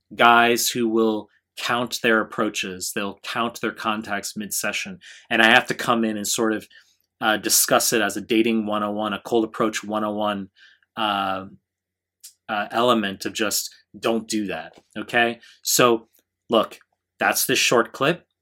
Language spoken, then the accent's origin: English; New York, United States; now in Japan; I'm from, I'm from New York 'cause I'm in Japan